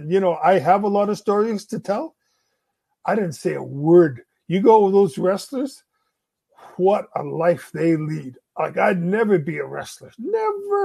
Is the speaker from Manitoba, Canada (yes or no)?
yes; Winnipeg, Manitoba, Canada; We grew up in Winnipeg.